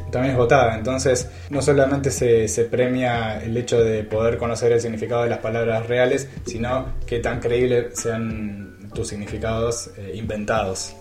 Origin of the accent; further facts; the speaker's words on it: Argentina; nosotros como, como argentinos podemos poner la palabra